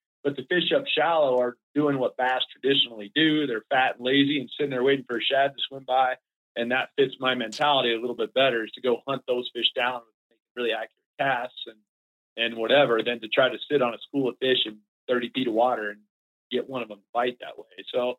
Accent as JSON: {"language": "English", "region": "Florida", "country": "United States", "tie": "born or raised there", "said": "We were dead broke growing up in Florida."}